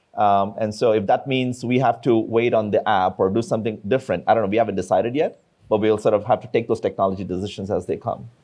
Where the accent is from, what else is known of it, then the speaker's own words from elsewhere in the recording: India; moved away; I come from India